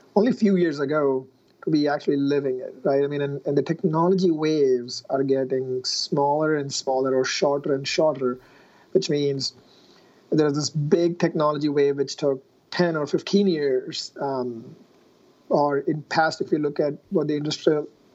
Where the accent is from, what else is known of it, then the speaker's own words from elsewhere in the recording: India; moved away as an adult; now in United States; I grew up in India and I did my engineering in India for mechanical engineering